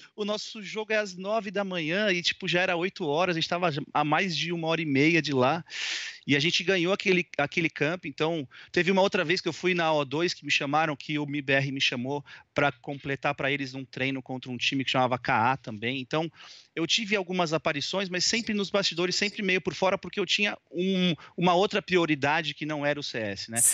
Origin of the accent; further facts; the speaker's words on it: São Paulo, Brazil; also born or lived in Bauru, Brazil; eu sou de São Paulo, capital, nasci aqui.